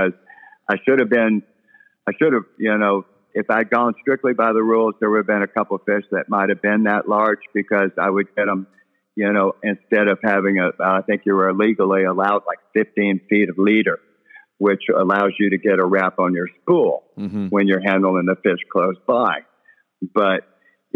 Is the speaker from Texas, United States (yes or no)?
yes; Bolivar, Texas, United States; I was raised around Bolivar a lot. My dad had a shrimp boat around Bolivar